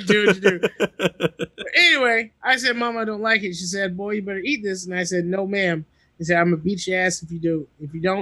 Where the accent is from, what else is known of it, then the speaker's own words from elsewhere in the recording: the South, United States; I'm from the South